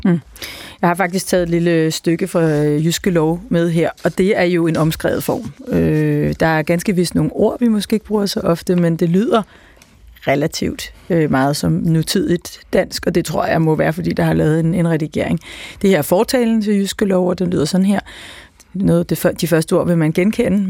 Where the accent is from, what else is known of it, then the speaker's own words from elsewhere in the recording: a little north of Copenhagen, Capital Region of Denmark, Denmark; du har lige gættet hvor øh, jeg kom fra, alene baseret øh, på, på, på min dialekt